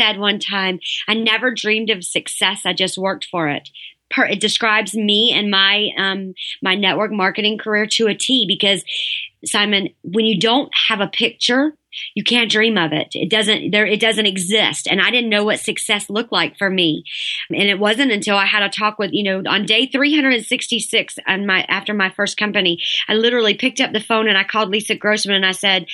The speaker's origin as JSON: {"language": "English", "region": "the South", "country": "United States", "said": "I'm from the South."}